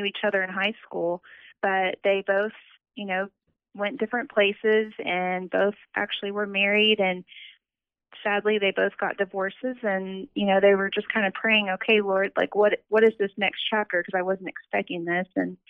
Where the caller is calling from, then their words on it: Oklahoma City, Oklahoma, United States; I'm calling from Oklahoma City.